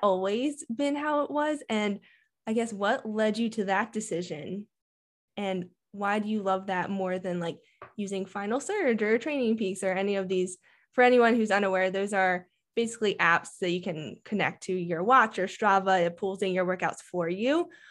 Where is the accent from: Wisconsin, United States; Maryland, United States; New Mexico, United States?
Maryland, United States; now in Colorado, United States; I'm from Maryland too, so I grew up in the humidity and training out there